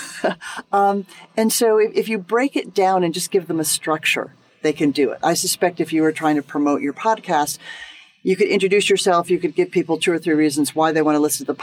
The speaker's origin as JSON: {"language": "English", "country": "United States", "said": "as an American"}